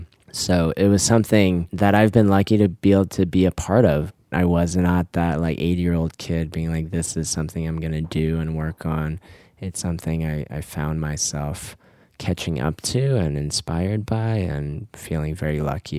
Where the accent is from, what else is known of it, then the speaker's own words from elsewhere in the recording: Richmond, Virginia, United States; also born or lived in Korea; I was born in Korea. I grew up a few different places, but grew up mostly in Richmond, Virginia. We were an immigrant family